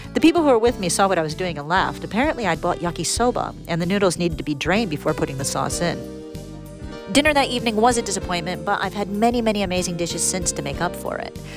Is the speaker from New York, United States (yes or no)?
no; Detroit, Michigan, United States; moved away as an adult; now in Fukuoka, Japan; I'm originally from Detroit, Michigan, in the US.